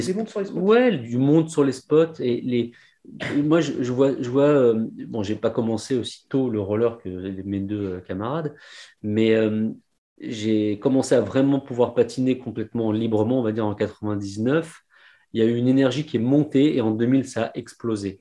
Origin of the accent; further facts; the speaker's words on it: Paris, Île-de-France, France; on est parisien